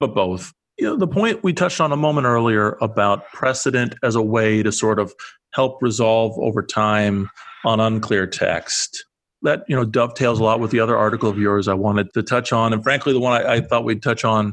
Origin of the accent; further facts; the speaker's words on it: Iowa, United States; I'm from Iowa